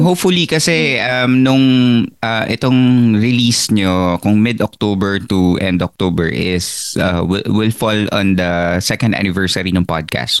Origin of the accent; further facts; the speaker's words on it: Philippines; now in United States; as a Filipino immigrant here in the United States